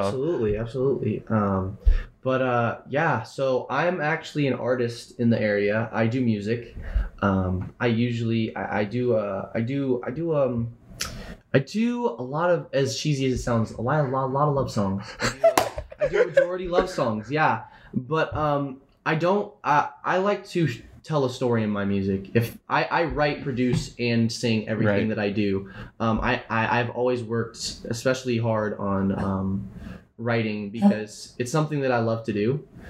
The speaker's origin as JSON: {"language": "English", "region": "Florida", "country": "United States", "tie": "born or raised there", "moved": "yes", "lives_now": "Washington, United States", "said": "I grew up in Florida. Um, I moved to I moved to Washington five years ago"}